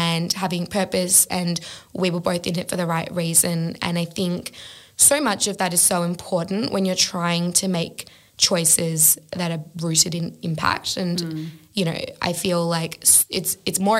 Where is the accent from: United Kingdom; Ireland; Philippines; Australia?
Australia; just being an Australian myself and having an Australian business